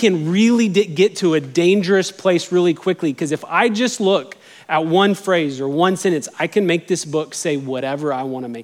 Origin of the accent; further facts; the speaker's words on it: Albuquerque, New Mexico, United States; now in Texas, United States; I grew up in Albuquerque, New Mexico, but my mom is from Texas